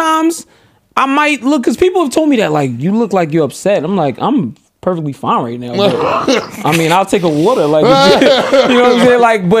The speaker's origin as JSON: {"language": "English", "region": "New York", "country": "United States", "also_born_or_lived": "Lefrak City", "said": "I'm from New York."}